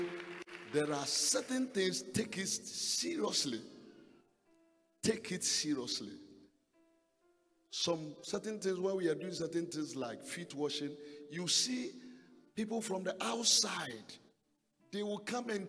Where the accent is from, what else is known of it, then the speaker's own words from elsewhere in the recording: Ghana; I came from Ghana.